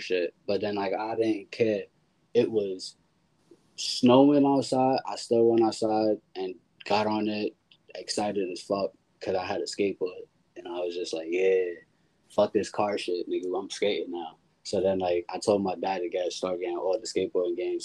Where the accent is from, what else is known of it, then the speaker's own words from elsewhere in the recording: New York City, New York, United States; also born or lived in Harlem / Jamaica, Queens / Brooklyn / Pennsylvania; I'm Harlem born and Bronx raised, but like I'm a New Yorker because I live damn near everywhere in New York City.